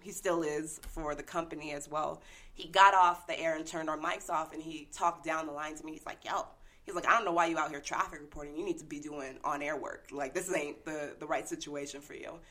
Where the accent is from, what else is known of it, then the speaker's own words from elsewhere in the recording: San Diego, California, United States; moved away as an adult; also born or lived in Denver, Colorado; I'm in San Diego, my hometown now